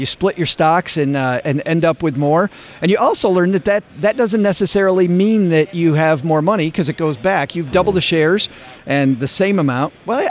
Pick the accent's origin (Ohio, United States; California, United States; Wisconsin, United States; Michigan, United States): Michigan, United States; Detroit; moved away; I'm originally from Detroit